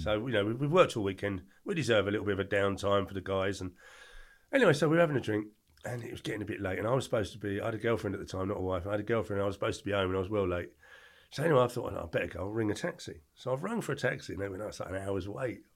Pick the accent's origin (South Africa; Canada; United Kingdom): United Kingdom; England; born or raised there